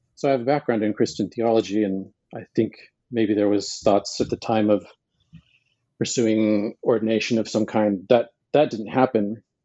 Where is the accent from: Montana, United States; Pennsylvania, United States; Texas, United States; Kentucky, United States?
Montana, United States; I was born in Montana